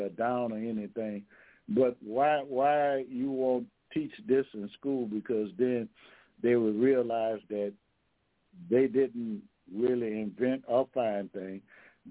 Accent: Louisiana, United States; I'm from Louisiana now

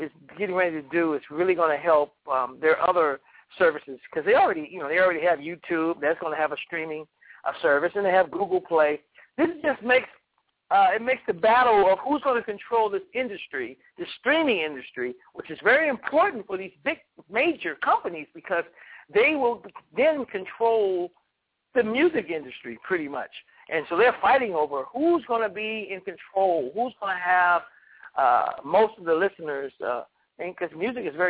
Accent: United States; blessed to be American

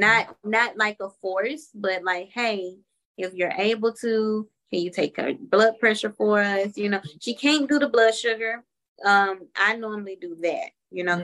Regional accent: Memphis, Tennessee, United States; moved away as an adult; now in Atlanta, United States; we're originally from Memphis, Tennessee

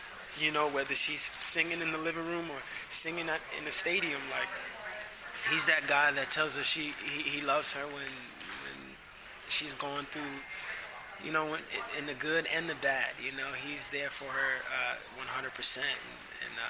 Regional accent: New York City, New York, United States; I'm from Brooklyn

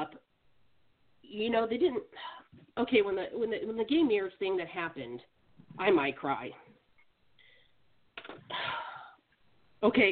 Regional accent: Alaska, United States; moved away; I'm from Alaska, I just moved down here

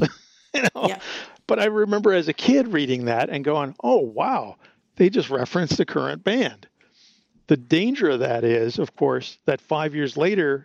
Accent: Midwest, United States; That's where I grew up in the Midwest

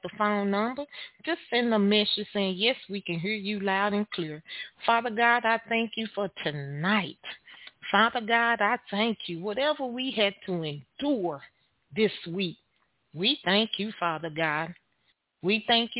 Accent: Texas, United States; I am your host from Texas

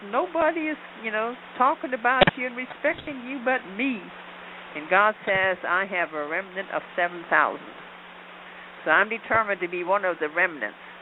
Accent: Germany; now in United States; I'm from Germany and I'm from here

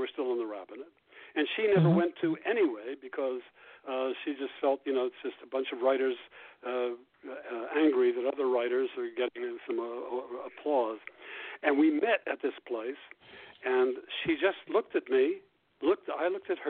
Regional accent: Ohio, United States; moved away as an adult; I grew up in Ohio and went to Columbia when I went to college

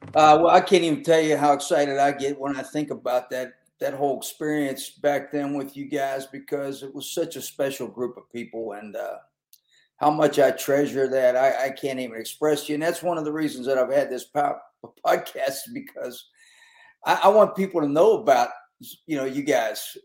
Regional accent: Pittsburgh, Pennsylvania, United States; I grew up in Western Pennsylvania

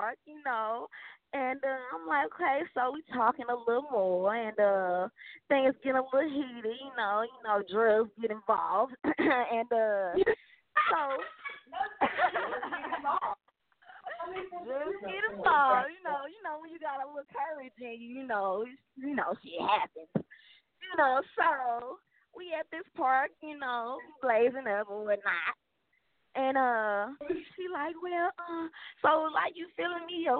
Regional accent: St. Louis, Missouri, United States; moved away as an adult; now in Texas, United States; I'm from St. Louis. I just moved to Texas, like, last Friday.

